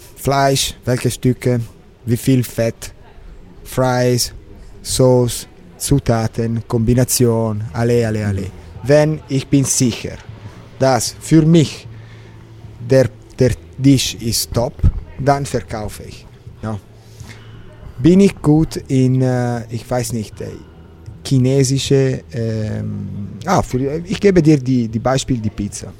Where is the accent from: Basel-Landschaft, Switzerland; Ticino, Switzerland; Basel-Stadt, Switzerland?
Ticino, Switzerland; Mezzovico; German is a second language; also born or lived in Morcote; Ich bin in Tessin geboren, in Mezzovico, in der Mitte der Kanton